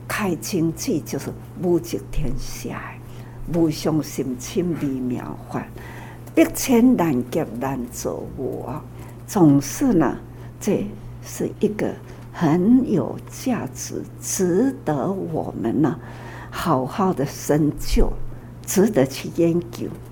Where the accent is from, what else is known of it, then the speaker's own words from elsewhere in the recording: Taiwan; 我们台湾